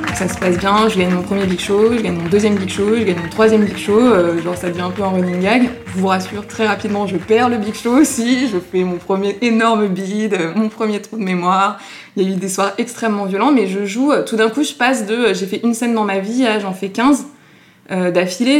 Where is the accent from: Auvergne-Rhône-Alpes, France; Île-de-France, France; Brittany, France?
Île-de-France, France; Paris; On habitait avec mes parents euh, rue Vieille du Temple, dans le Marais, juste à côté du point virgule. Donc en fait, j'ai passé une grande partie de mon enfance à aller voir euh, des spectacles au point virgule